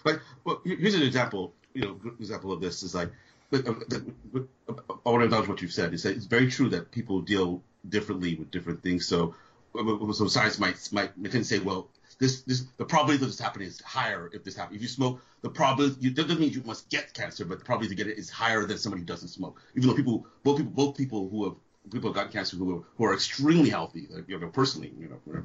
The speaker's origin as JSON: {"language": "English", "country": "Nigeria", "tie": "born or raised there", "also_born_or_lived": "California", "moved": "yes", "lives_now": "United States", "said": "When I was growing up, we raised chickens when I grew up in Nigeria"}